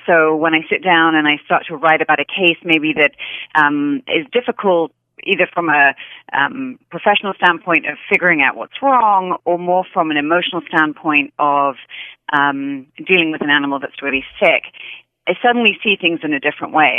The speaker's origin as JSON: {"language": "English", "town": "Hereford", "region": "West Midlands", "country": "United Kingdom", "tie": "born or raised there", "also_born_or_lived": "London", "moved": "as an adult", "lives_now": "United States", "said": "I grew up in a small um, town called Hereford, which is in England, and it's right on the, the Welsh border"}